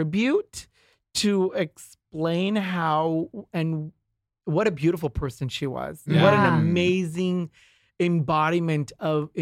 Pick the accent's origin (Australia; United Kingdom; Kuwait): Kuwait; now in Beverly Hills, United States; I was born in Kuwait, so I speak the language